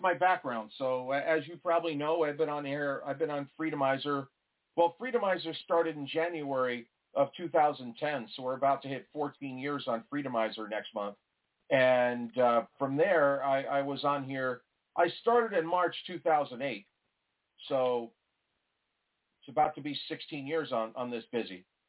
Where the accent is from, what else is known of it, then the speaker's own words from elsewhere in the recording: New York, United States; moved away; I'm originally from New York